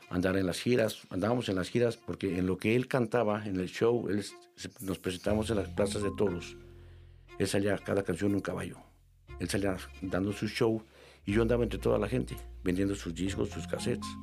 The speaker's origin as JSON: {"language": "Spanish", "country": "Mexico", "said": "decimos así se llama en México"}